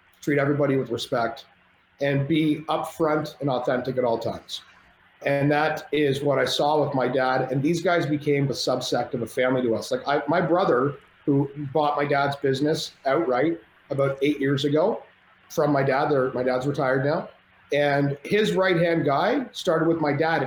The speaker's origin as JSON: {"language": "English", "country": "Canada", "said": "I'm Canadian"}